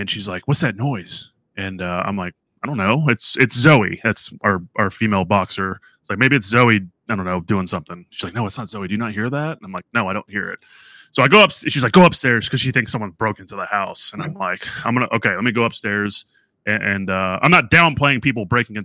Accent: New Orleans, Louisiana, United States; moved away; also born or lived in Tennessee; originally I'm from New Orleans.

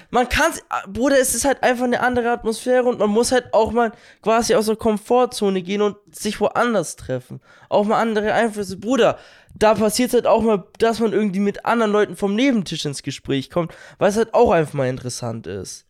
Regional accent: Bavaria, Germany; dass wir aus Bayern kommen

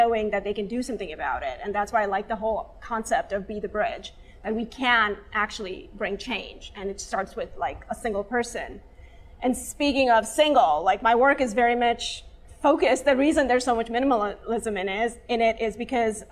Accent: India; moved away; I am Indian. I'm from Asia. I'm an Asian Indian. And growing up brown, even in my culture, I was darker skinned

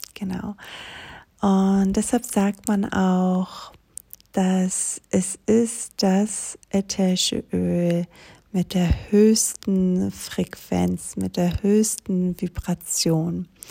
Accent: Greece; moved away; komme ich aus Griechenland

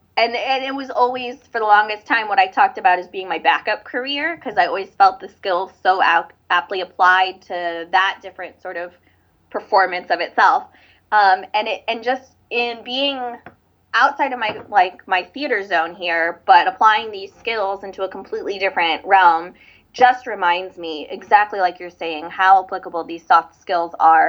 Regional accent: Hawaii, United States; … is Hawaiian for …. I'm Hawaiian. Actually, our wedding is going to be in Oahu in February.

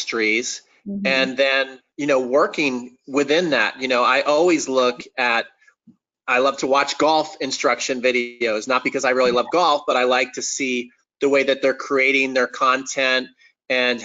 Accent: New Jersey, United States; also born or lived in Atlanta, Georgia, United States; by the time I was 8, we moved to New Jersey.

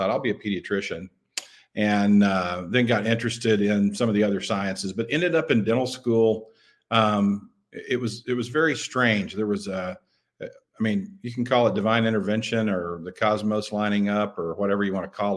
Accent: Clarksville, Arkansas, United States; also born or lived in Memphis, Tennessee; came back to my hometown in Western Arkansas, a little town called Clarksville

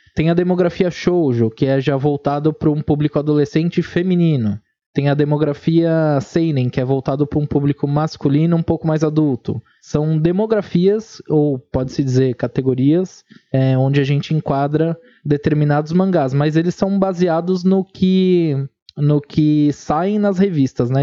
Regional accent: São Paulo, Brazil; eu sou de São Paulo

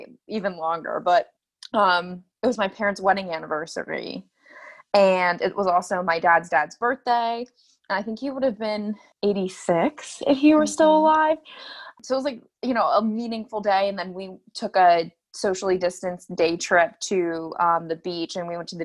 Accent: Phoenixville, Pennsylvania, United States; I grew up right outside of Philly. Well, not right outside, about, it was a 45-minute drive outside of Philly in a town called Phoenixville.

